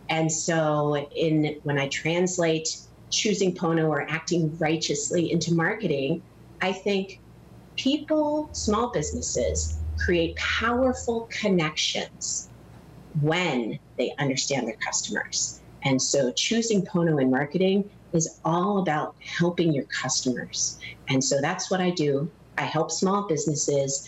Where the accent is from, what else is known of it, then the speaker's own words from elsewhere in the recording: Hawaii, United States; now in Naperville, United States; I was actually born and raised in Hawaii